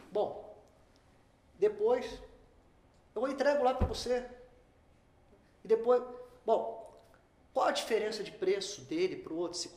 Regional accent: Rio Grande do Sul, Brazil; eu como um bom gaúcho já ia resolver um problemão.

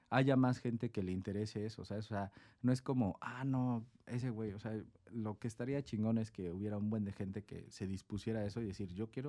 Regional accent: Tecate, Baja California, Mexico; que éramos de encenada y que de encenada y de encenada. Así como, güey, somos de Tecate, güey, ¿sabes? O sea, también era como un peso

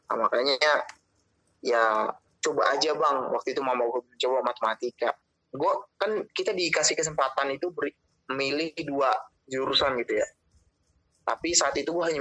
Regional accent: Bekasi, West Java, Indonesia; oke gue orang Batak begitu tapi memang orang tua dari kecil rantau begitu daerah dari Bekasi

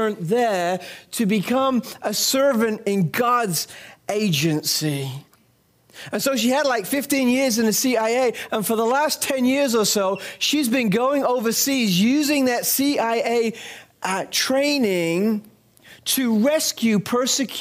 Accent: England, United Kingdom; moved away; when I was a little boy growing up in England

